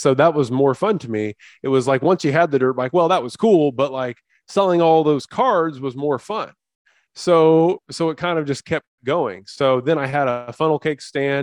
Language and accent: English; central Indiana, United States; I grew up in Indiana, actually, you know, about 15 miles away from where Shawn grew up